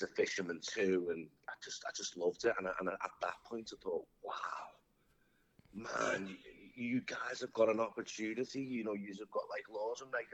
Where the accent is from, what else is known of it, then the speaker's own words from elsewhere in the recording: Liverpool, North West England, United Kingdom; moved away as an adult; now in United States; I'm from Liverpool, England, born and bred.